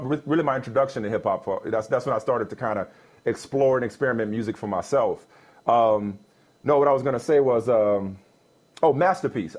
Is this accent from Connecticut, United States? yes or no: no; New Orleans, Louisiana, United States; moved away; I'm growing up in New Orleans.